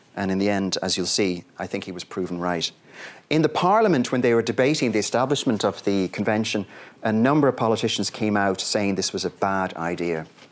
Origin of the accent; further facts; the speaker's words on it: Ireland; my home country